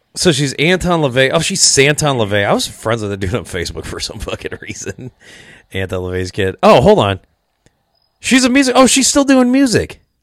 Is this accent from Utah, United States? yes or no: no; Rock Island, Illinois, United States; now in Iowa, United States; I grew up in Rock Island, L, which is, like, right across the river, so I, I, I live in Iowa now